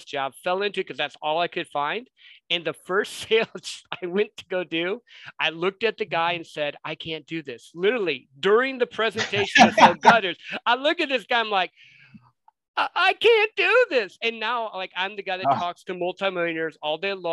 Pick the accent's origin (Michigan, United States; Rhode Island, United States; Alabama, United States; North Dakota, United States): Michigan, United States; Southwest; moved away as an adult; now in Dallas-Fort Worth, United States; I grew up in Southwest Michigan, which is a great area.